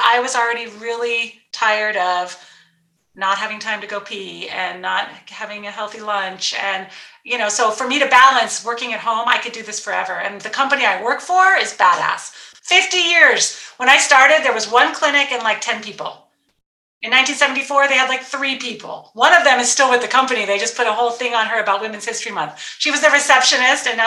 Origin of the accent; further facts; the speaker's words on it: Guerneville, California, United States; moved away as an adult; also born or lived in Santa Rosa, California; I grew up in Guerneville, California.